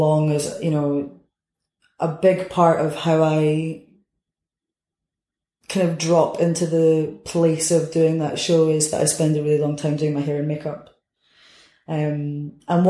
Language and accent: English; Edinburgh, Scotland, United Kingdom; I'm from Edinburgh